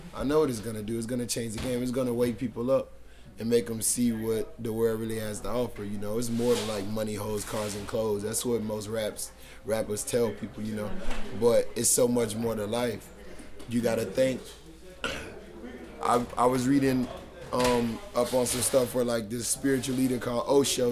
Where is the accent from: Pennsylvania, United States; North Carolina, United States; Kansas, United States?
North Carolina, United States; Charlotte; growing up in Charlotte was like it was difficult because like I say I come from a poverty stricken area